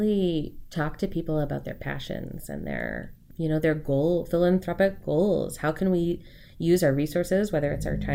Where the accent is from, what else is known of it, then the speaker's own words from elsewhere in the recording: Port Orchard, Washington, United States; also born or lived in Bremerton, Washington / Massachusetts; I grew up here